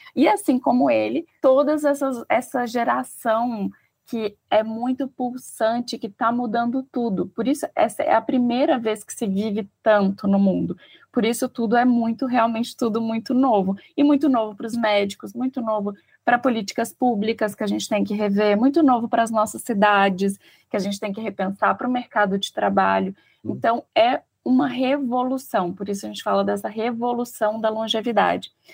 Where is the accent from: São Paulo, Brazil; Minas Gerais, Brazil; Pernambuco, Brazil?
Minas Gerais, Brazil; eu sou mineira